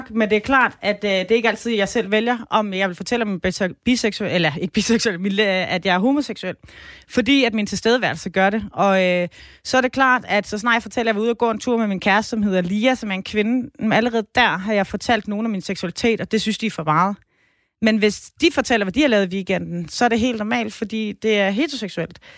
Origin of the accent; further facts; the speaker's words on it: Southern Denmark, Denmark; så kan man tage til Sønderland, hvor jeg kommer fra, og så kunne man besøge øh, Ballum, Rømø og Højer.